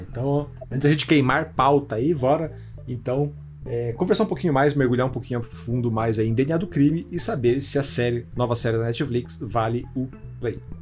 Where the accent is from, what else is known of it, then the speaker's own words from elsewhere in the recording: Curitiba, Paraná, Brazil; eu sou de Curitiba